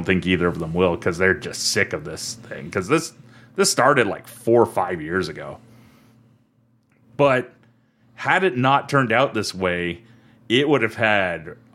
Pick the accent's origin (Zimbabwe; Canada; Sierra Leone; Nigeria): Canada; we're Canadian, we're under different set of laws